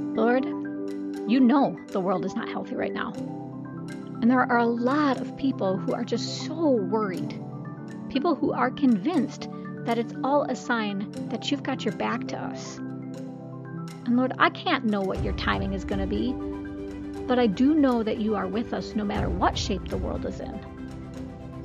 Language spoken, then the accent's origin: English; United States; As an American